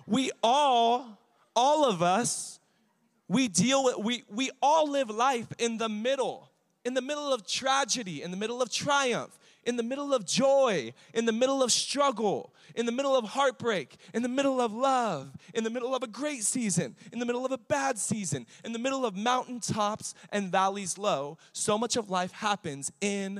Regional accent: Riverside, California, United States; I grew up in East Riverside

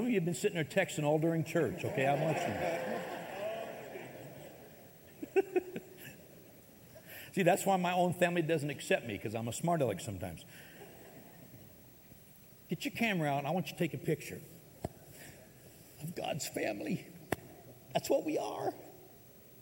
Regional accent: United States; I may have been born in America, I am an American citizen.

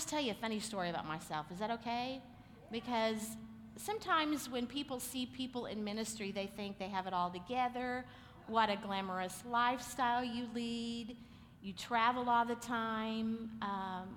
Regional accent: Oklahoma, United States; we're just from Oklahoma

